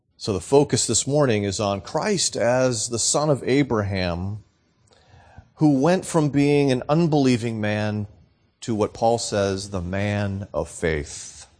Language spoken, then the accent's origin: English; New England, United States; also born or lived in Florida / Southern Arizona; now in Arizona, United States; born and raised in New England